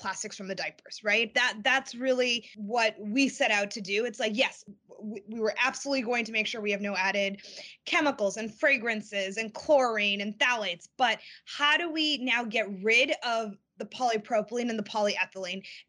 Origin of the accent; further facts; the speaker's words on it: Boston, Massachusetts, United States; I grew up in the Boston area